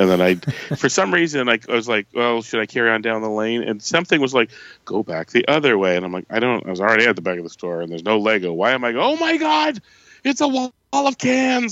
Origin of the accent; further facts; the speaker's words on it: Canada; I'm a Canadian